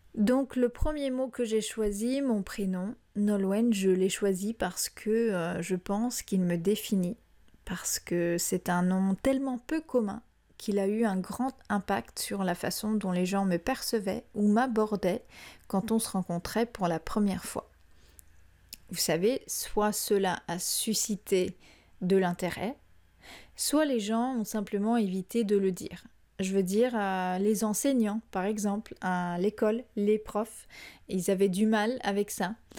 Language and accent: French; France; moved away; Quand je suis revenue vivre en France, après avoir passé plus de 13 ans à l'étranger